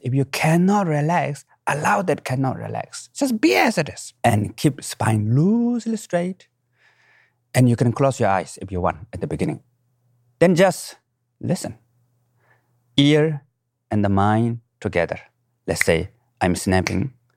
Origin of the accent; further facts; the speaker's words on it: Nepal; moved away; I was born in the Himalayan mountain, right middle of the mountain, what we call Manasilo, eighth highest mountain in the world